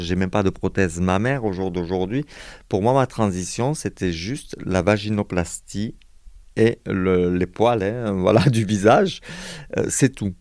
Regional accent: Montpellier, Occitania, France; moved away as an adult; now in Perpignan, France; il a fallu que je me sauve de ma ville natale

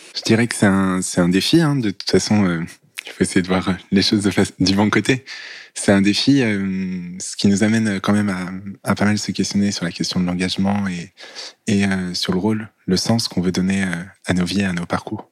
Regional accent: near Lyon, Auvergne-Rhône-Alpes, France; Je suis né à Lyon et puis je suis allé grandir à une demi-heure à peu près de la ville de Lyon

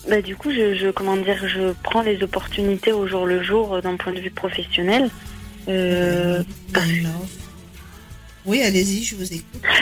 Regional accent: Limoges, Nouvelle-Aquitaine, France; moved away; euh, en fait, je suis originaire de Limoges et.

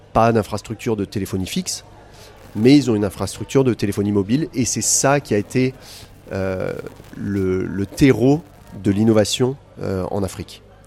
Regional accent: France; now in Côte d'Ivoire; je suis français

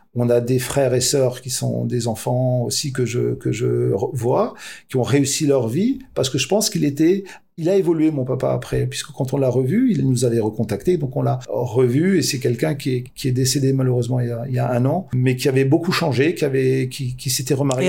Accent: France; suis originaire de l'Elzo. C'était un quartier où il y avait de la délinquance

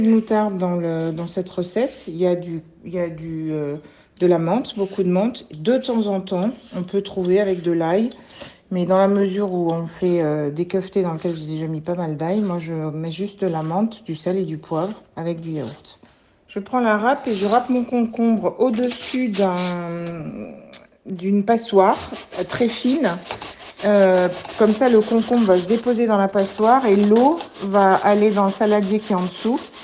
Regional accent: France; Je suis née en France, d'un père français qui a été à l'école arménienne

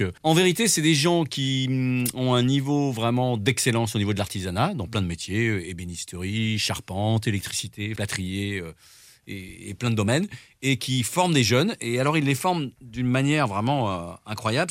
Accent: Drôme, Auvergne-Rhône-Alpes, France; also born or lived in Lyon; je suis lyonnais et grandi dans la Drôme, donc moi je viens de l'Est

